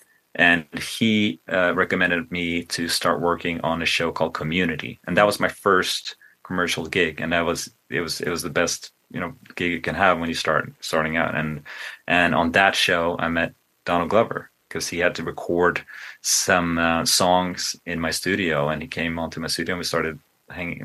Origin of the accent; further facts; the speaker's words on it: Sweden; now in United States; I grew up in Sweden